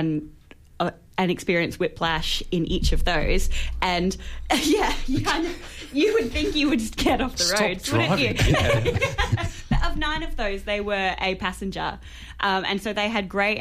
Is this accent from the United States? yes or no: no; Queensland, Australia; moved away; my home state